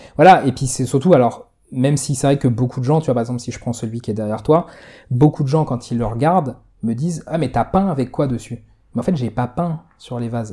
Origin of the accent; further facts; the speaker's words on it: Palaiseau, Île-de-France, France; chez moi à Palaiso